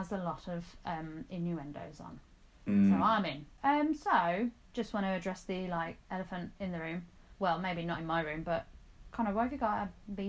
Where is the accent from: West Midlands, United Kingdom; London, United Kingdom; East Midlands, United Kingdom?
West Midlands, United Kingdom; accent: Black Country; Because I'm from the Black Country. if you can't tell, my lovely, lovely vocal tone and accent.